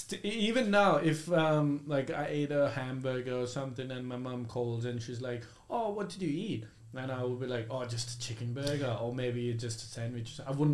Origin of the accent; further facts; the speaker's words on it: India; now in Australia; Doesn't matter if I've lived in Australia for like 60 years. Yeah. Doesn't matter. At the end of the day, I'm Indian, right?